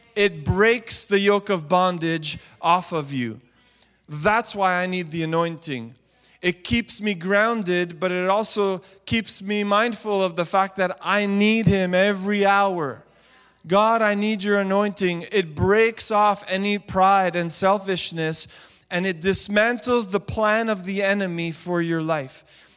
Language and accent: English; Montreal, Quebec, Canada; I was a youth pastor in the city of Montreal, my hometown